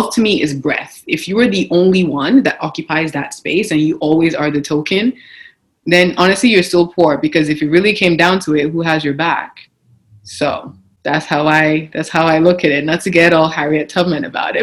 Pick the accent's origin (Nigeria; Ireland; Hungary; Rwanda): Nigeria; now in Canada; I didn't grow up in Canada. I grew up in Nigeria